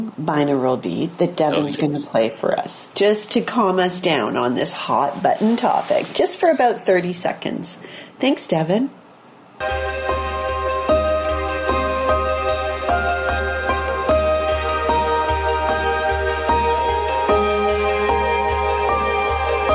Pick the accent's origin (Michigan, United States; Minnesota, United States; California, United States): Michigan, United States; Port Huron; I grew up near Port Huron, Michigan, where in Detroit, where there was WKBD TV